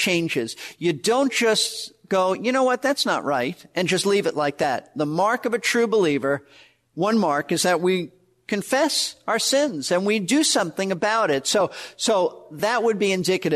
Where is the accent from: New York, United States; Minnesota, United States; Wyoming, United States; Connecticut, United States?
New York, United States; New York City; moved away as an adult; also born or lived in Florida; I was raised in Brooklyn, New York, not in a Christian home.